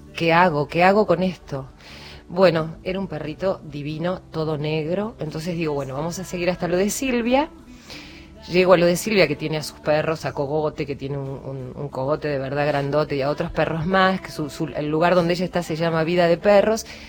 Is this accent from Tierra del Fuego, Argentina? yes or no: no; San Antonio de Areco, Buenos Aires Province, Argentina; cuando era muy chica, en mi pueblo, en San Antonio de Areco